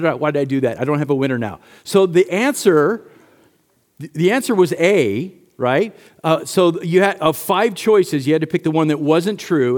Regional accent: United States; As American Christians

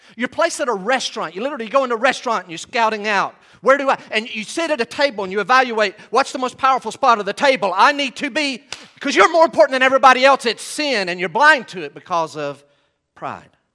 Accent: Western North Carolina, United States; we're from Western North Carolina

